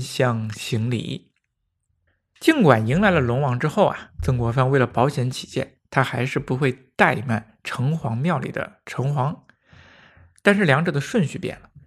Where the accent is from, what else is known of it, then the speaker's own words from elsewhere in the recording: Handan, Hebei, China; 于是派人跑到邯郸县，也是我的家乡